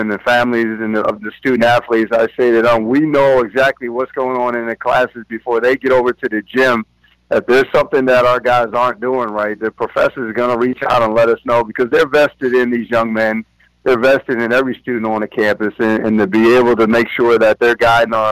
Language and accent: English; about 20 minutes from Lawrenceville, New Jersey, United States; I'm also about 20 minutes from here is my hometown where I grew up